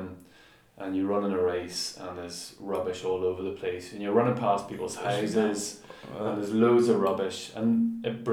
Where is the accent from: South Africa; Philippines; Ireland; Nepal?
Ireland; we're from Ireland